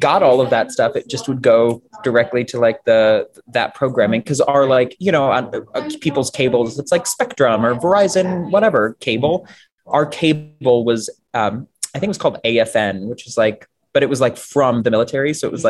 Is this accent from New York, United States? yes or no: yes; Buffalo, New York, United States; also born or lived in Florida / Germany / Las Vegas; I was born in Florida, spent most of my childhood in Germany, then moved to Vegas. And then we finally settled in Buffalo, New York, which is where I went to high school.